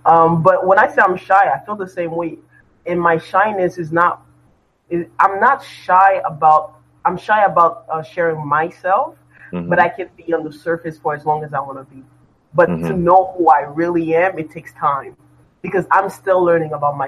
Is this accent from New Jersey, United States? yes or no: yes; New Jersey, United States; now in Montreal, Canada; My brother was raised here while I was raised in New Jersey.